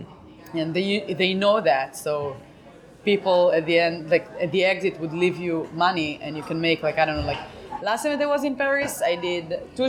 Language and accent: English; Tel Aviv, Tel Aviv District, Israel; For me, I felt like I came from Tel Aviv, and in Tel Aviv, it's like in Israel, it's everybody is very funny because everybody's Jewish.